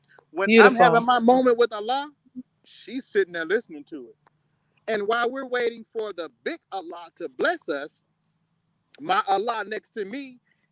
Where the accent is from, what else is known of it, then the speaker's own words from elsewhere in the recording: East St. Louis, Illinois, United States; born and raised in East St. Louis